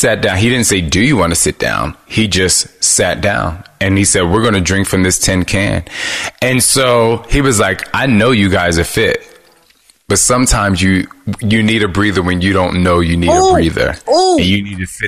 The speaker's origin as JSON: {"language": "English", "region": "New Jersey", "country": "United States", "said": "I'm from Jersey. And so the way we communicated where I'm from"}